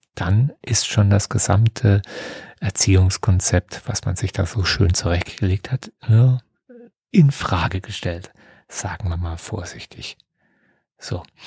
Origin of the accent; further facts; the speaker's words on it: Germany; bei uns in Deutschland